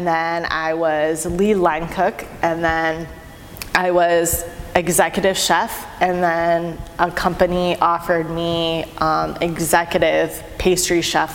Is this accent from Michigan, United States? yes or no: yes; Michigan, United States; I grew up in Michigan